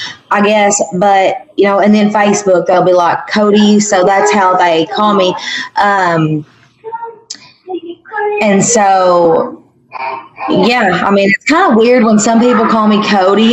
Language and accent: English; Manila, Arkansas, United States; Manila's my hometown